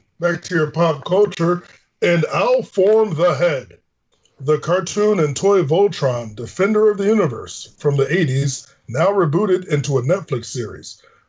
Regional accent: Hartford, Connecticut, United States; a city where I currently reside in and live and born and raised in Hartford, Connecticut.

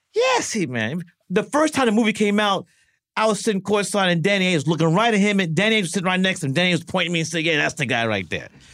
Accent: New York City, New York, United States; growing up in Brooklyn, here's my four guys in Brooklyn.

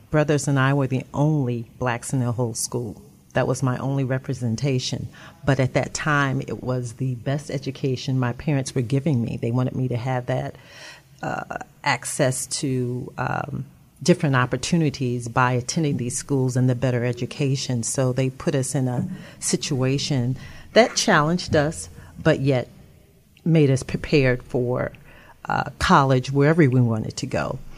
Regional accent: Atlanta, Georgia, United States; also born or lived in Augusta; I am from Atlanta, Georgia.

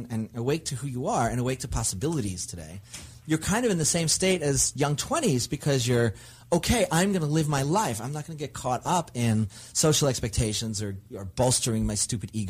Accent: New York, United States; growing up in New York

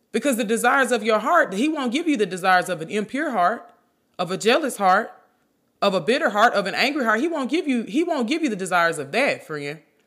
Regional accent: Memphis, Tennessee, United States; I'm from Memphis, I say junt.

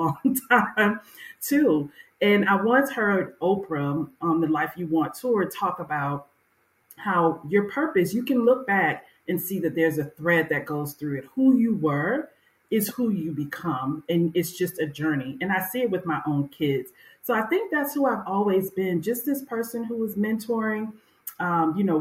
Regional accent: Miami, Florida, United States; growing up in Miami, Florida, it was called unincorporated Dade County back then

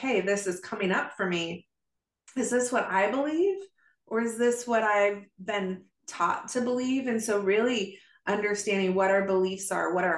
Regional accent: Arizona, United States; also born or lived in Oregon; before we moved from Oregon to Arizona

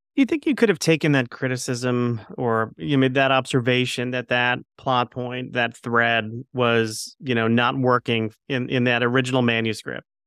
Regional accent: Plantation, Florida, United States; I grew up in Plantation, Florida

